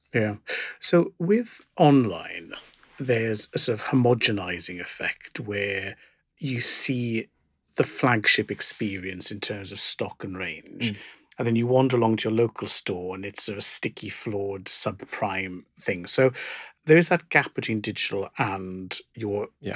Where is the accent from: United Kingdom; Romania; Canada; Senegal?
United Kingdom; South Wales; growing up in South Wales where we'd go to Cardiff